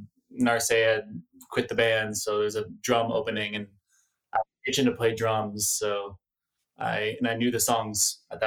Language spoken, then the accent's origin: English; San Francisco, California, United States; now in Oakland, United States; I grew up in San Francisco.